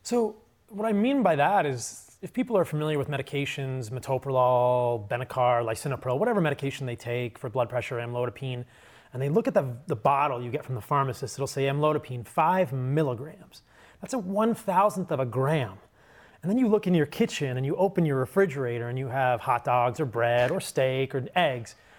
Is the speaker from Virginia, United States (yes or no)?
yes; suburban Virginia, United States; I grew up in a pretty normal household in suburban Virginia.